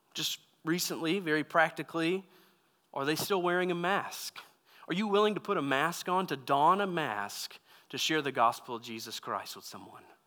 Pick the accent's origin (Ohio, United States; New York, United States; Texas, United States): Texas, United States; moved away as an adult; also born or lived in California; I grew up in Texas